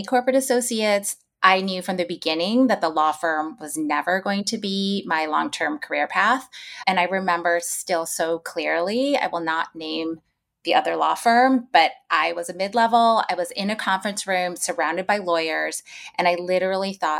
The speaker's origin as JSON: {"language": "English", "region": "New York", "country": "United States", "said": "as a New Yorker"}